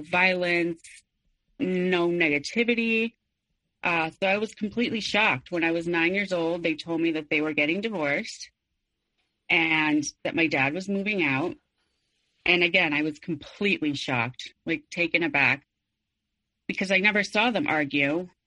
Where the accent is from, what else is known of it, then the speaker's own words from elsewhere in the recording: Mexico City, Mexico; I was born and raised in Mexico City